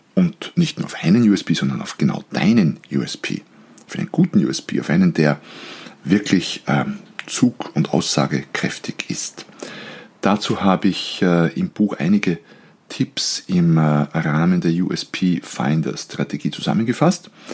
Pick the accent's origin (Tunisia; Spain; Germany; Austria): Austria; als Österreicher, und wir sind bekannt für unsere Grauzonen in gewissen Bereichen, Als Österreicher